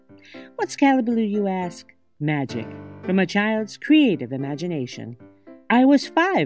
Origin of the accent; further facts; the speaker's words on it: Binghamton, New York, United States; my hometown, Parlor City